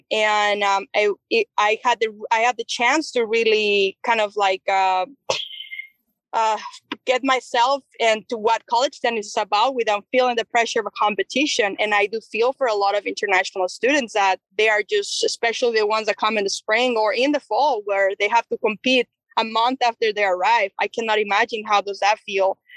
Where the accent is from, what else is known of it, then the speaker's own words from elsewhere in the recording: Chihuahua, Mexico; I'm I'm from Chihuahua, Chihuahua, which is a border state um, we are only three hours and a half from uh, El Paso, Texas.